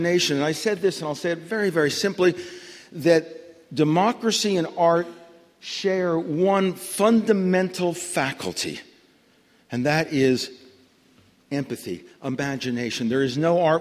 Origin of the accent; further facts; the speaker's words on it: New York City, New York, United States; When I was growing up in New York City in the 1940s